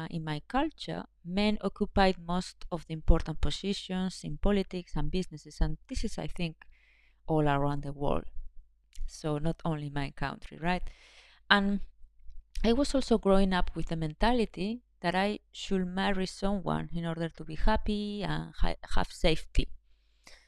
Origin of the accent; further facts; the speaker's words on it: Spain; I was born in Spain, which is a quite patriarchal country